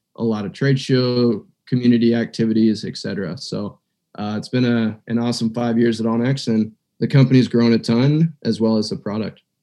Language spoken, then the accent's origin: English; eastern Montana, United States; also born or lived in Missoula, Montana; I was uh, born and raised in Montana. So, I'm a Montana native, um, haven't left the state and I grew up on the eastern side of Montana